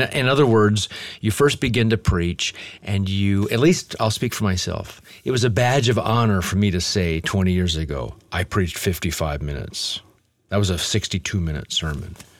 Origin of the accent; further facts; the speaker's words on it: Omaha, Nebraska, United States; moved away as an adult; also born or lived in Lincoln, Nebraska / Los Angeles; I grew up in Omaha, Nebraska, and we in our home didn't have any roaches.